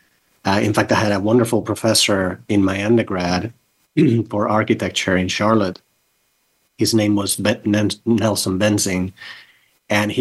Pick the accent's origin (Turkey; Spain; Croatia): Spain; Barcelona, Catalonia; moved away; also born or lived in North Carolina; I grew up in Barcelona, in Spain, Catalonia, Spain.